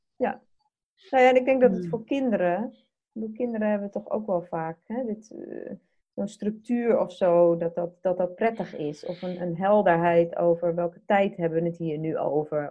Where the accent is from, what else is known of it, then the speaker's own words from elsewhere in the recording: Netherlands; wij als Nederlanders